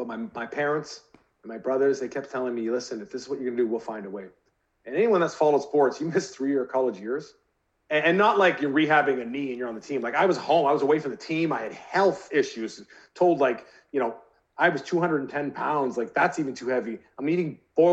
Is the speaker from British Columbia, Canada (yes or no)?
yes; British Columbia, Canada; the BC Lions, my hometown team